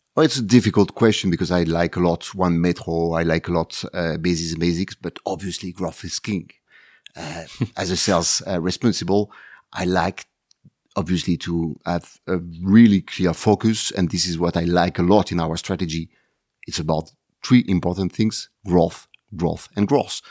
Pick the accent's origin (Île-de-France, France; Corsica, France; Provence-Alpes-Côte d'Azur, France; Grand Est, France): Provence-Alpes-Côte d'Azur, France; Marseille; Marseille is my hometown, uh, the city, uh, where everything starts for me.